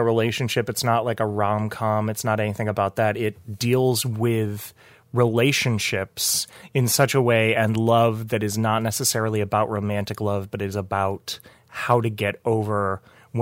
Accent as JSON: {"language": "English", "region": "New York", "country": "United States", "said": "as a New Yorker"}